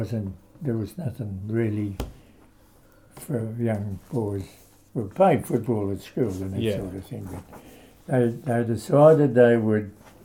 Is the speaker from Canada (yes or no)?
no; Geelong, Victoria, Australia; also born or lived in Colac / Tenterfield; I was born in Colac, and we moved to Geelong when I was two. So really, I'm a real Geelong person.